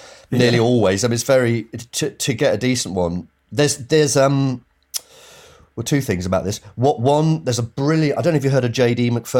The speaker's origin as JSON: {"language": "English", "town": "Bishop's Stortford", "region": "East of England", "country": "United Kingdom", "tie": "born or raised there", "said": "Yeah, exactly. So if you're going, because it's north, it's like Stansted Airport way."}